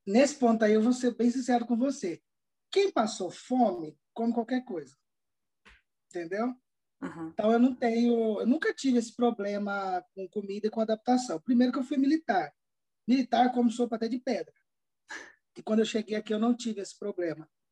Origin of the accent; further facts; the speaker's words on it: Campo Grande, Mato Grosso do Sul, Brazil; moved away as an adult; also born or lived in Londrina, Paraná / Canary Islands; now in Palma de Mallorca, Spain; eu sou natural de Londrina, do Paraná, mas eu fui criado no Mato Grosso do Sul, especialmente em Campo Grande.